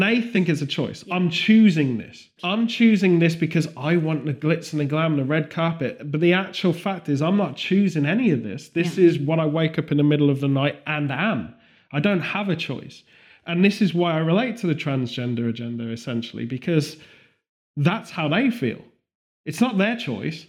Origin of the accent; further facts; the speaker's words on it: United Kingdom; as a British person